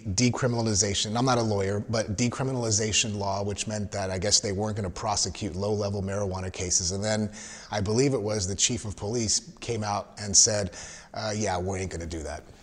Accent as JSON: {"language": "English", "region": "Southern California", "country": "United States", "moved": "yes", "lives_now": "Texas, United States", "said": "I'm originally from Southern Cal"}